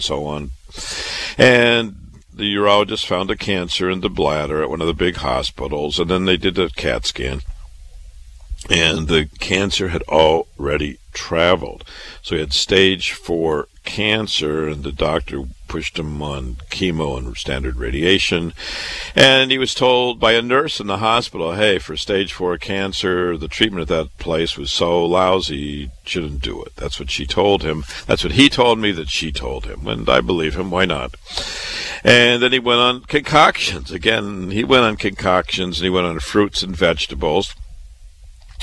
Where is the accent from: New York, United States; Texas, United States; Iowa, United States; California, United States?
Iowa, United States; Waterloo; moved away as an adult; also born or lived in Chicago / Boston, Massachusetts; I was born and raised in Waterloo, Iowa